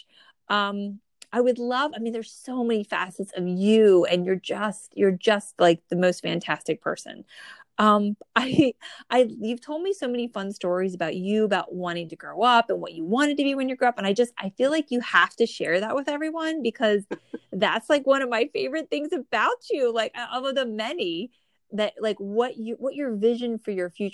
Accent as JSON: {"language": "English", "region": "New Jersey", "country": "United States", "tie": "born or raised there"}